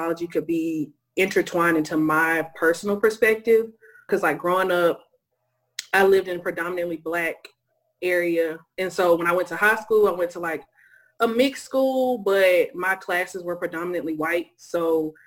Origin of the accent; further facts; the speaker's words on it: Lithonia, Georgia, United States; I am from Lithonia, Georgia. I'm a true East Side baby, grew up on the East Side, Zone 6